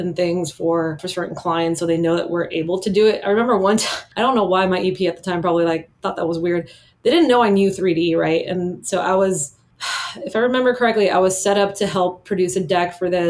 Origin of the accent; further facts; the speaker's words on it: Miami, Florida, United States; I grew up in Miami